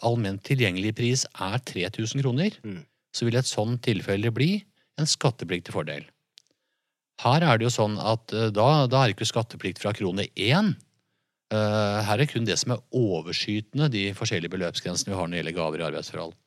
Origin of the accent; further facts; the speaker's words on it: Jevnaker, Innlandet, Norway; vi er fra Jevnaker